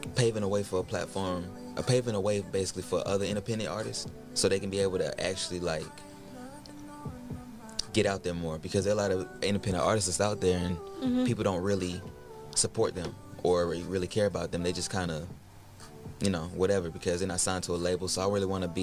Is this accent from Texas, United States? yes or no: no; Atlanta, Georgia, United States; Born and raised.